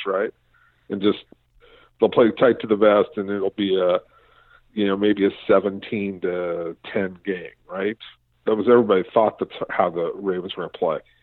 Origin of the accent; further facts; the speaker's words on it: Los Angeles, California, United States; I grew up in Los Angeles